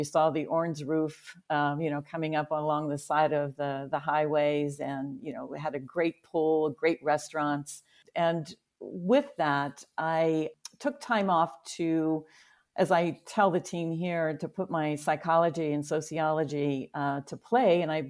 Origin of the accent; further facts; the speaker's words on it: Pennsylvania, United States; I grew up in Western Pennsylvania, which is right outside of Pittsburgh.